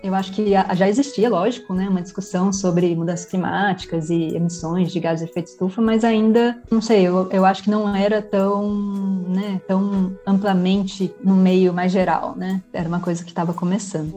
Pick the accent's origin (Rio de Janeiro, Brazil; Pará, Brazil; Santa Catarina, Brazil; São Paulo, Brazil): São Paulo, Brazil; Taubaté; also born or lived in Santos / Campinas; Eu nasci em Santos, no estado de São Paulo, mas eu moro em Taubaté. Eu cresci aqui